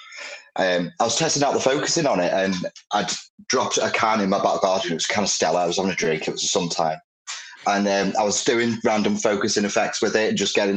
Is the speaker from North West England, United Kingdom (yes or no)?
yes; Chester, North West England, United Kingdom; now in Birkenhead, United Kingdom; Originally I'm from Chester, but I've lived around here now about 6-7 years